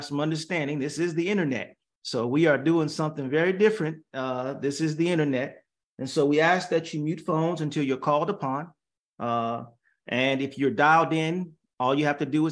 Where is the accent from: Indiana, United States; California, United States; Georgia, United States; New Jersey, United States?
Indiana, United States; Gary; now in San Jose, United States; I grew up in Gary, Indiana at Galilee Baptist Church